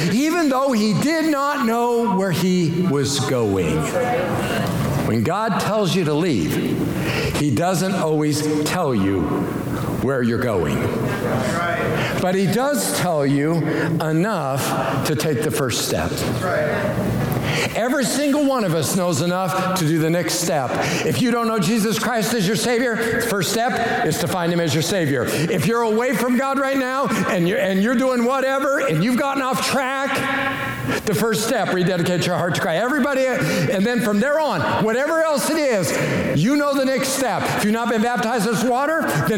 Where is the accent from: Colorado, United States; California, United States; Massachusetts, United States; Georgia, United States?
Colorado, United States; moved away as an adult; also born or lived in Springfield, Missouri / Western Kansas / Kansas City; I was from Colorado